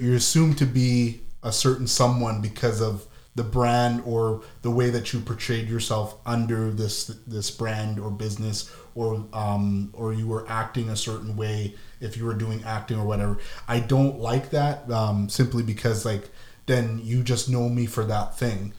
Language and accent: English; Ottawa, Ontario, Canada; moved away; also born or lived in Toronto; I'm from Ottawa, but I lived in Toronto more than I lived in Ottawa.